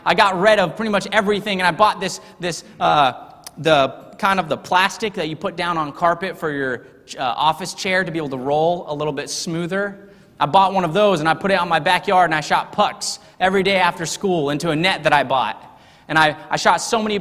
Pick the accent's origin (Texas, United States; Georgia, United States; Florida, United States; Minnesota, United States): Texas, United States; also born or lived in Harrisonburg, Virginia; I was not born in Texas. See, I was born in Harrisonburg, Virginia. But I would never claim to be a Virginian